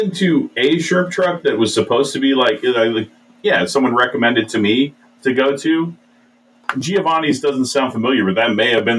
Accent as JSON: {"language": "English", "region": "Northern California", "country": "United States", "tie": "born or raised there", "moved": "yes", "lives_now": "Nebraska, United States", "said": "I grew up in Northern California"}